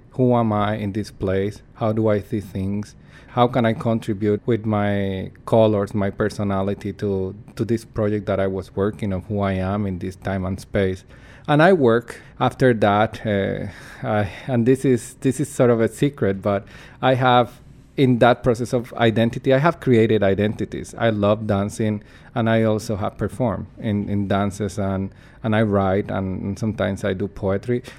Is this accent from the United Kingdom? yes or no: no; Puerto Rico; English is a second language; moved away as an adult; now in Canada; I'm from Puerto Rico, in the Caribbean